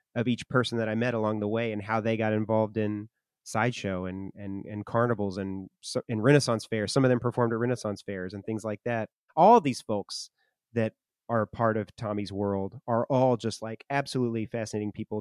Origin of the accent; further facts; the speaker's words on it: Arkansas, United States; my hometown in Arkansas